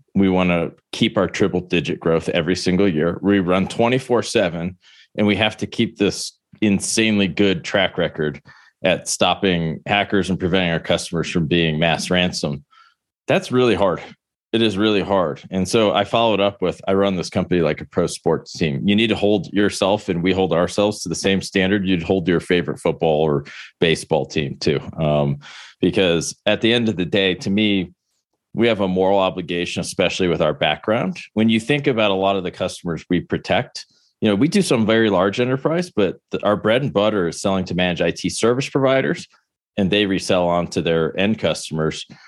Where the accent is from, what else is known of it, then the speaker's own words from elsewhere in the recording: Buffalo, New York, United States; moved away as an adult; also born or lived in Maryland; growing up in Buffalo, which isn't exactly a hub of, you know, tennis